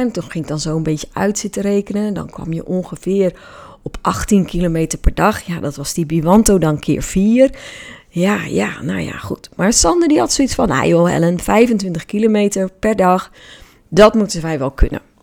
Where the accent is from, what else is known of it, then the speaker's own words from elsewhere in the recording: Hoeksche Waard, South Holland, Netherlands; Ik ben namelijk opgegroeid in de Hoekse Waard